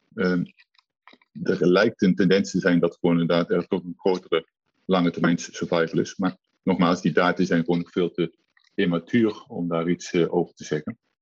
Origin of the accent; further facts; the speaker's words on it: Nijmegen, Gelderland, Netherlands; als Nijmegenaar